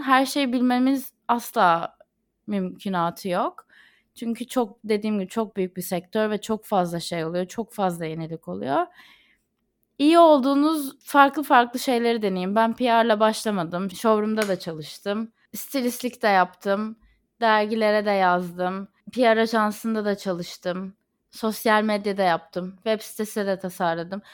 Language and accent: Turkish; Izmir, Turkey; moved away as an adult; now in London, United Kingdom; İzmir'in havasını ve ailemi çok özlüyorum.